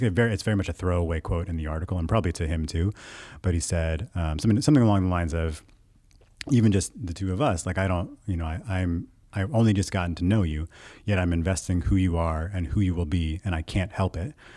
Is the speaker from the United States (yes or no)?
yes; United States; I was raised in the United States where Christianity is the main religion